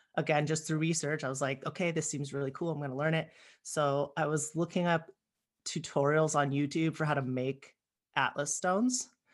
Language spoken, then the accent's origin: English; Palmdale, California, United States; I grew up in Palmdale, which is in it's technically in LA County